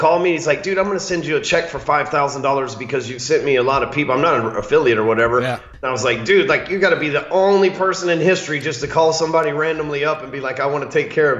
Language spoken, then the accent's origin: English; the South, United States; Hell, I'm from the South. I just call him Kostas.